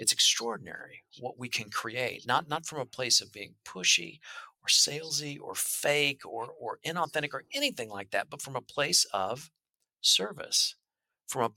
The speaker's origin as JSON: {"language": "English", "region": "Midwest", "country": "United States", "tie": "born or raised there", "said": "I'm from the Midwest. That's how I grew up"}